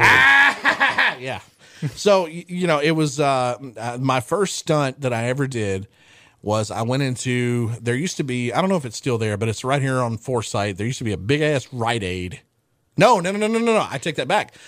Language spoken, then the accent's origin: English; West Monroe, Louisiana, United States; also born or lived in Caldwell Parish, Louisiana; after I moved from Caldwell Parish to, to, uh, Westmonroe